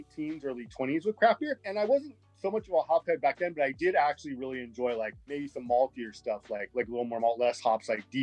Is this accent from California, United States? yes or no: yes; Goleta, California, United States; now in Los Angeles, United States; I grew up in like on the Central Coast, in the Goleta, Santa Barbara area